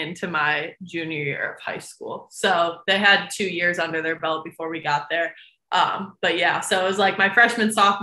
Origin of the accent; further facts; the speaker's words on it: United States; my hometown is 45 minutes from Notre Dame